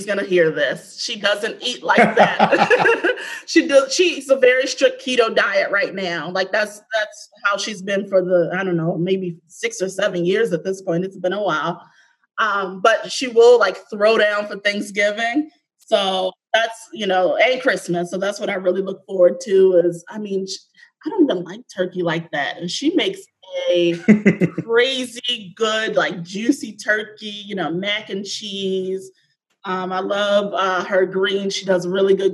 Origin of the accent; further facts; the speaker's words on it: Baltimore, Maryland, United States; I am from Baltimore, born and raised. I was born in Mercy Hospital